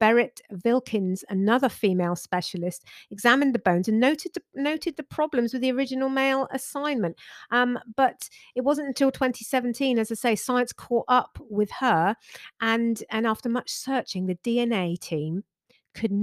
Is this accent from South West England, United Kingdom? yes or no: yes; West Country, South West England, United Kingdom; accent: West Country; we're from the West Country, so people often say we sound like pirates